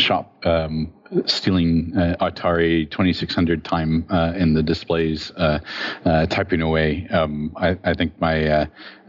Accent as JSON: {"language": "English", "town": "Phoenix", "region": "Arizona", "country": "United States", "tie": "born or raised there", "said": "I grew up in Phoenix, Arizona"}